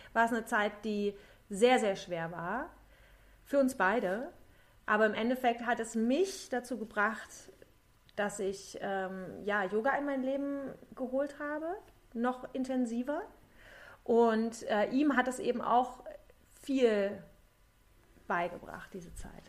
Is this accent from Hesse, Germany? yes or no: no; Thuringia, Germany; moved away as an adult; also born or lived in Cologne, Germany; now in Berlin, Germany; Ich komme ursprünglich komme ich aus Thüringen, also ich komme aus dem Osten mhm. und habe 20 Jahre in Köln gelebt und also ich bin mit 20 nach Köln